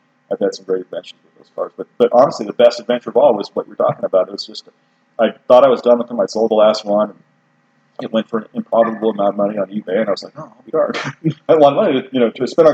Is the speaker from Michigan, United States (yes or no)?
no; central Idaho mountains, United States; also born or lived in Colorado; as a little kid, I grew up in Colorado, but then I grew up in the central Idaho mountains, you know, from teenage years on, and this is home for sure